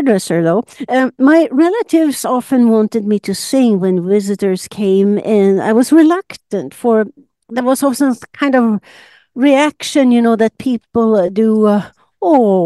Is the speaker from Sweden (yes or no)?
yes; Sundsvall, Västernorrland County, Sweden; moved away; I'm Swedish. I was born in Sundsvall, about 400 kilometers north of Stockholm, and grew up in a small apartment with my mother's large family of eight.